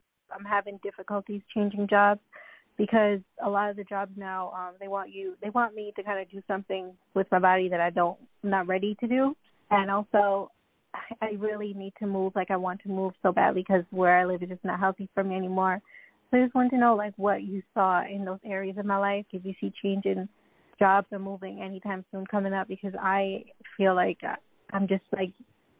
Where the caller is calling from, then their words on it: Long Island, New York, United States; I'm calling from Long Island, New York.